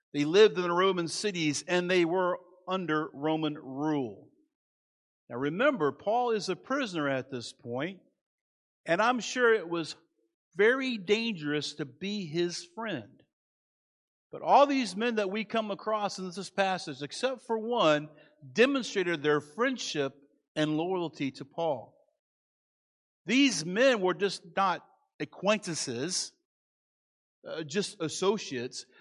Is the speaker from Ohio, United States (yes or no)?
no; Manassas, Virginia, United States; moved away; I grew up in Manassas.